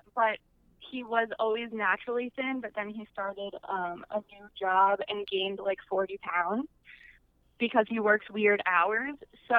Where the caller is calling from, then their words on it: Oklahoma City, Oklahoma, United States; From Oklahoma City.